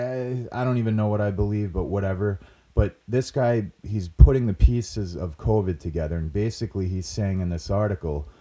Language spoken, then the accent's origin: English; Rhode Island, United States; accent: Rhode Island / New England